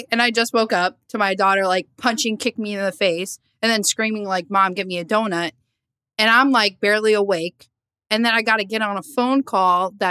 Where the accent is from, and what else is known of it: Lakewood, New Jersey, United States; born or raised there